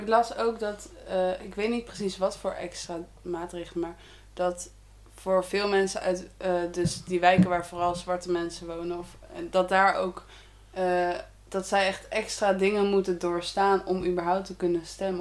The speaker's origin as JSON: {"language": "Dutch", "country": "Netherlands", "said": "wij als Nederlanders"}